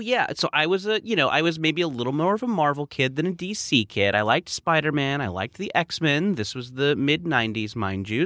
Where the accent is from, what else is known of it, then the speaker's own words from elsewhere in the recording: Orange County, California, United States; I grew up in Orange County